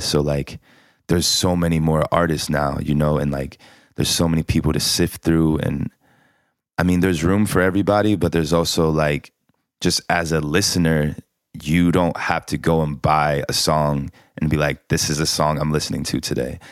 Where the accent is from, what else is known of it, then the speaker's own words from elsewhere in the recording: Columbus, Ohio, United States; I grew up in Columbus, Ohio